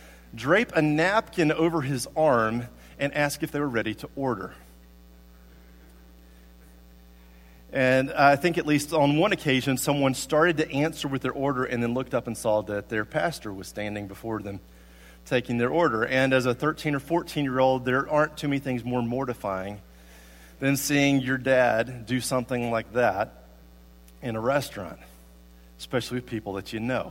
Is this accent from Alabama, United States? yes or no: yes; Tuscaloosa, Alabama, United States; also born or lived in Guadalajara, Mexico; now in Columbia, United States; When I was growing up in Tuscaloosa, Alabama